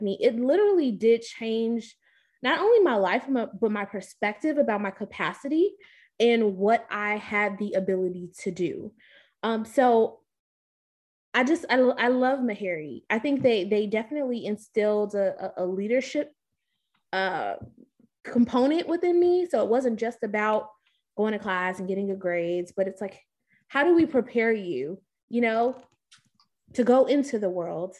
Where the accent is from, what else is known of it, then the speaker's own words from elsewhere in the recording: Chicago, Illinois, United States; moved away as an adult; also born or lived in Baltimore / Nashville / Houston; now in Atlanta, United States; I'm originally from Chicago, Illinois.